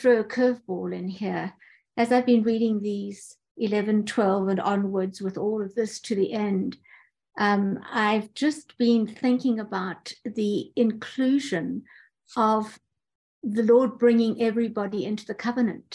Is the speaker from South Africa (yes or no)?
yes; South Africa; I'm from South Africa.